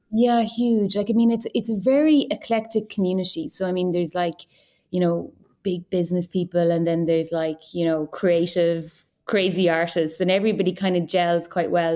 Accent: Kinvara, Connacht, Ireland; I'm from Kimbara, which is on the border of Clare and Galway

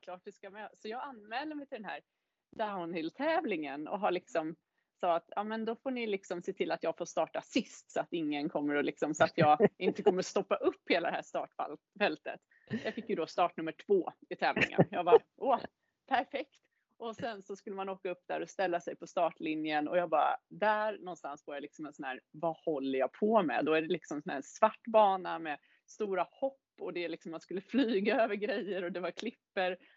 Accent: Täby, Stockholm County, Sweden; moved away as an adult; also born or lived in Gothenburg / Varberg; now in Åre, Sweden; Jag kommer ju från Täby från början

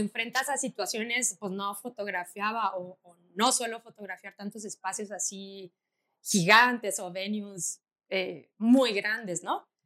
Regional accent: Tabasco, Mexico; yo soy de Tabasco, en la Universidad de Tabasco daban un diplomado de foto y fui a preguntar, pero era muy chiquita, tenía como 12 años

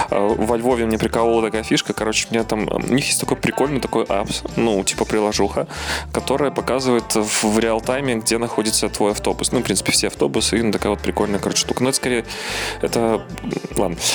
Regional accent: Belarus; ну, я как белорус, я про Беларусь говорю

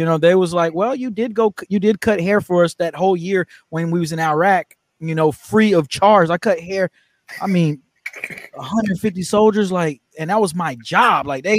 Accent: Germany; also born or lived in Louisiana / North Carolina; now in United States; Well, I lived in North Carolina. I'm not from there. I'm from Germany.

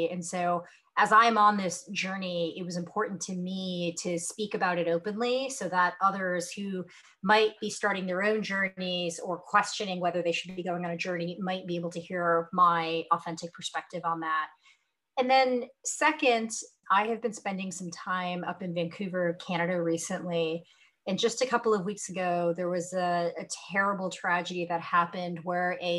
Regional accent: North India, India; And it's funny because I'm North Indian, and yet my favorite food growing up was a South Indian dish.

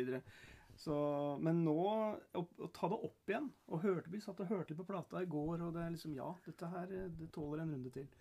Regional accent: Norway; når vi kommer hjem til Norge

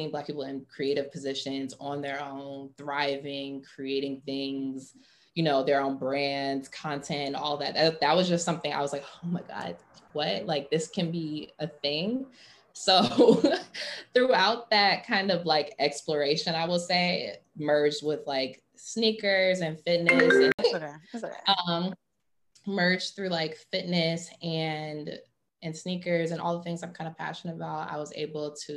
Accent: Atlanta, Georgia, United States; moved away as an adult; also born or lived in Chicago; I'm West Indian, I'm Guyanese in Trini. I'm originally from Atlanta

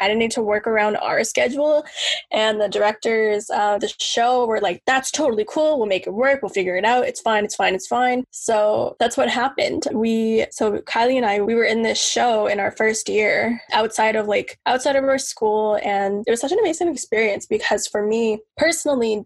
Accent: Maskwacis, Alberta, Canada; moved away as an adult; also born or lived in Ponoka, Alberta; now in Toronto, Canada; So I'm originally from Alberta. I grew up in Muscatine for the first bit of my life, which is my reserve. And then around grade 6, moved

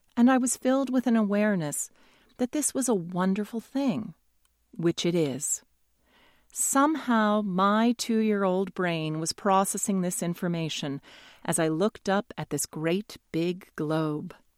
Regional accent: New York, United States; born or raised there

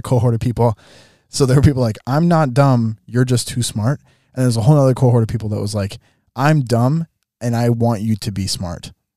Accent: southern Minnesota, United States; this church in my hometown

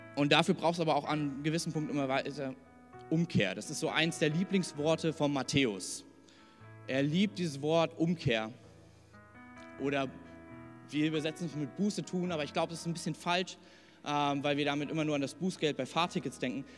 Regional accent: Hesse, Germany; now in Thuringia, Germany; ich bin in Hessen groß geworden

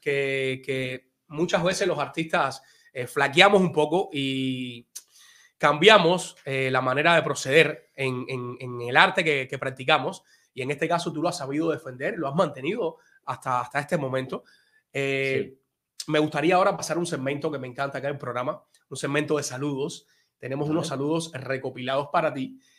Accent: Havana, La Habana, Cuba; now in United States; Yo soy de Arroyo Naranjo, de allá de, La Habana, de un barrio que se llama La Guinera

